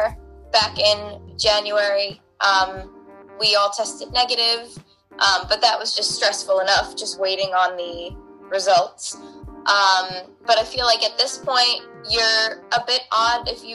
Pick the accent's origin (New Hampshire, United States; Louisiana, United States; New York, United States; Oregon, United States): New York, United States; Long Island; I am from Long Island, New York